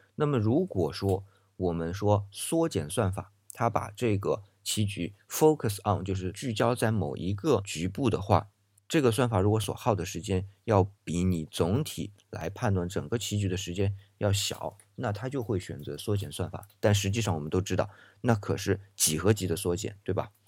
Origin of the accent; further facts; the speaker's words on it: China; 我们中国人